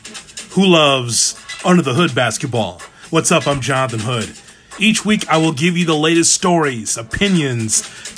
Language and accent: English; Chicago, Illinois, United States; I'm from Chicago, and the Bulls have a new front office.